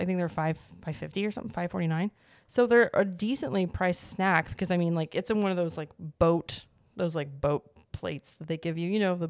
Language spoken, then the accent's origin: English; Springfield, Missouri, United States; born or raised there; moved away